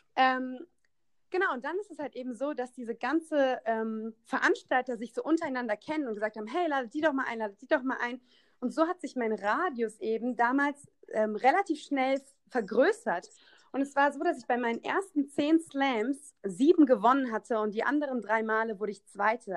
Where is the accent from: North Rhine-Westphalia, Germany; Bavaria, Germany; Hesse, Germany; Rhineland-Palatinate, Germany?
Rhineland-Palatinate, Germany; Koblenz; in meiner Heimatstadt in Koblenz, ich komme aus Koblenz